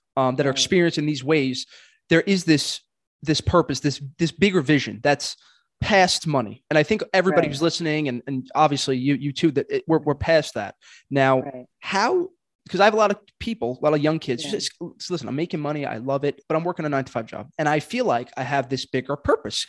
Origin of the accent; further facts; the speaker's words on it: New York City, New York, United States; born and raised in Brooklyn, I am